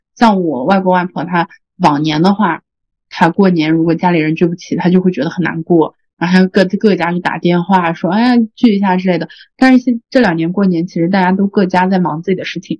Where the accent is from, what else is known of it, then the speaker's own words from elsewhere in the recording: China; 因为在我们中国人的传统观念里面